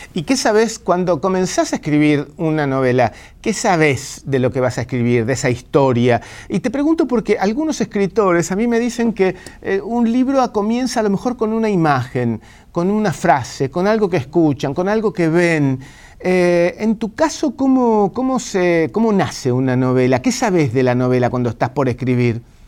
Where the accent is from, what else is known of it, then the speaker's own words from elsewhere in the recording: Argentina; los argentinos dicen que somos italianos que hablamos en español